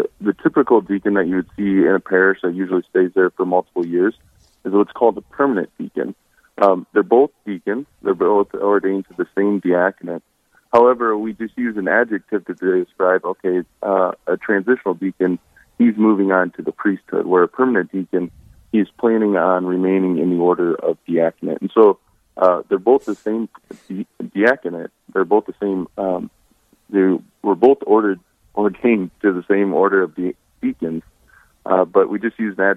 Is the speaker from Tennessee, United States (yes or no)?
no; Hartford, South Dakota, United States; I grew up near Hartford, South Dakota